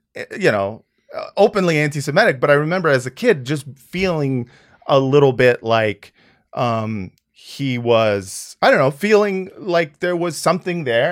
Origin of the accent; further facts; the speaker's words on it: United States; as an American person who is essentially a white guy